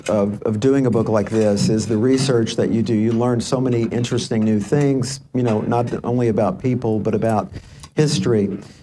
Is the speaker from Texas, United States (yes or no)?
yes; Dallas, Texas, United States; And I said, I'm from Dallas, Texas.